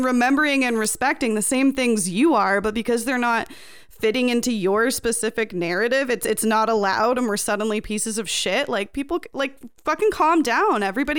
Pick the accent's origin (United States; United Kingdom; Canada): Canada; How dare you slander the poppy? We are Canadian.